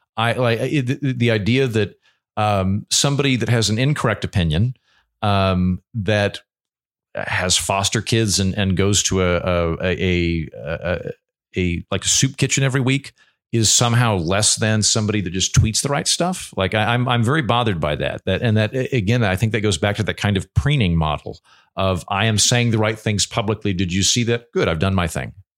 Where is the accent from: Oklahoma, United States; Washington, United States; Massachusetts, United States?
Oklahoma, United States; I grew up in Oklahoma in the eighties and nineties